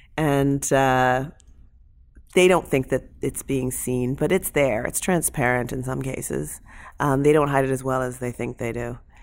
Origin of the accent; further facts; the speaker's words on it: London, Ontario, Canada; I'm from London, Ontario